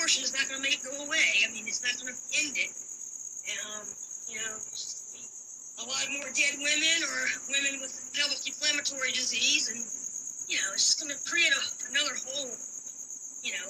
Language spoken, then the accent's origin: English; Virginia, United States; I'm from Virginia